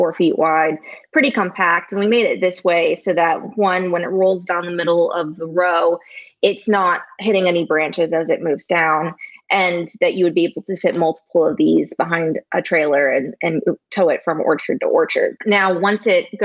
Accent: Syracuse, Indiana, United States; also born or lived in Georgia; I'm born and raised in Syracuse, Indiana, small rural town amongst corn and soybeans

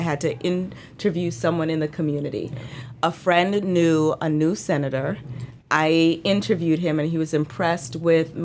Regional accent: U.S. Virgin Islands; I was born and raised on St. Thomas, Virgin Islands

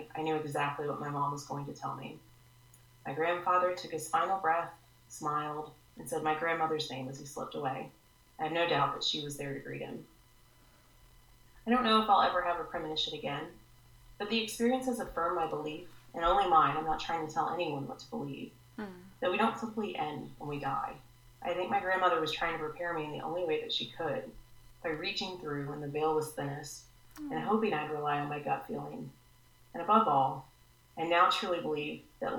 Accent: the South, United States; I grew up in the South, and still live here

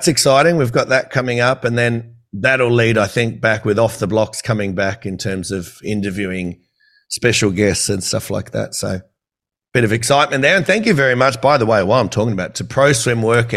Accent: Campbelltown, New South Wales, Australia; I'm from Campbelltown.

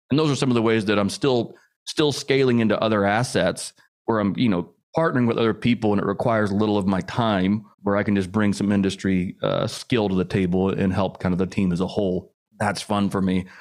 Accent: Indianapolis, Indiana, United States; I grew up in the Midwest, Indianapolis, Indiana

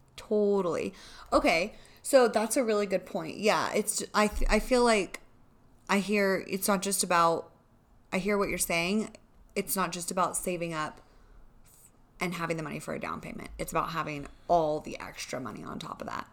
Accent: California, United States; moved away as an adult; now in Colorado Springs, United States; we're from California

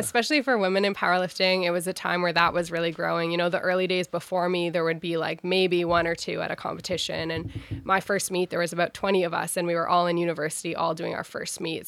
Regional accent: Ottawa, Ontario, Canada; I was born and raised in Ottawa

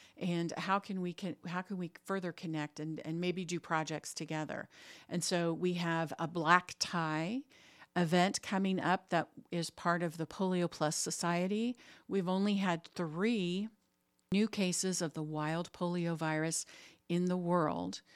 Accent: Crawfordsville, Indiana, United States; my bank was based in Crawfordsville, which is my hometown

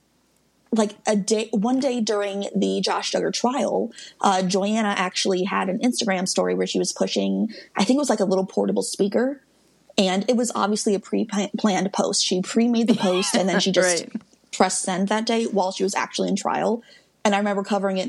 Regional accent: Midwest, United States; I'm from the Midwest

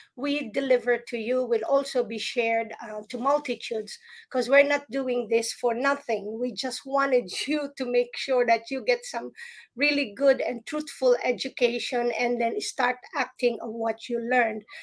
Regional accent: Philippines; now in United States; when I grew up in the Philippines

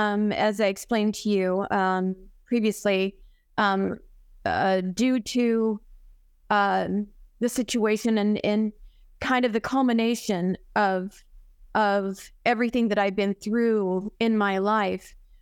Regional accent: Arizona, United States; I was born and raised here in Arizona, and my mom and dad lived here.

